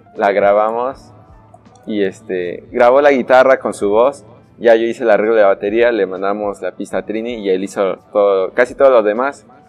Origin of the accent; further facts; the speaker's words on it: Tehuacán, Puebla, Mexico; tehuacanero de corazón